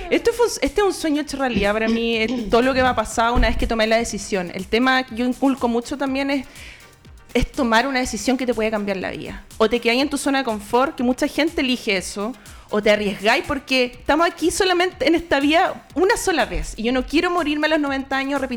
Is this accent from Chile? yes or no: yes; Concepción, Biobío, Chile; Yo crecí en Conce